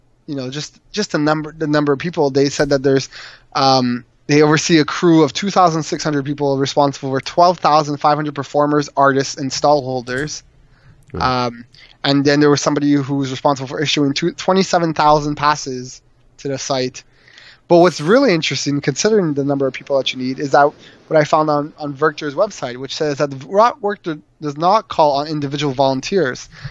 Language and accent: English; Montreal, Quebec, Canada; moved away; I'm originally from Montreal